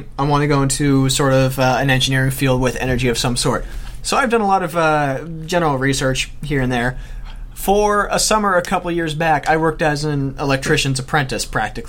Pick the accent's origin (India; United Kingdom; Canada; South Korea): Canada